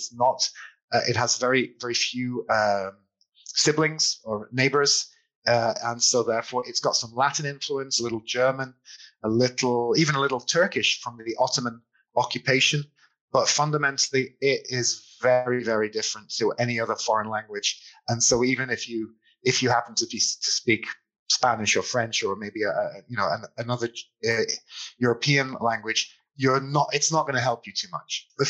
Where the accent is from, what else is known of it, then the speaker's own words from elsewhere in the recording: England, United Kingdom; moved away as an adult; now in Budapest, Hungary; As a Brit